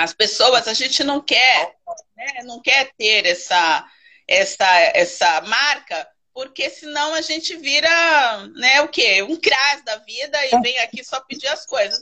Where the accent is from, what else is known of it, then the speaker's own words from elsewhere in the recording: São Paulo, Brazil; now in Guapimirim, Brazil; sou natural de São Paulo, mas eu escolhi o Rio de Janeiro para morar, e especificamente agora em Guapimirim